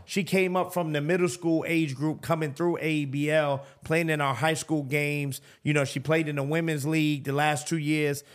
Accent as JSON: {"language": "English", "town": "New York City", "region": "New York", "country": "United States", "tie": "born or raised there", "moved": "as an adult", "lives_now": "Atlanta, United States", "said": "growing up in New York"}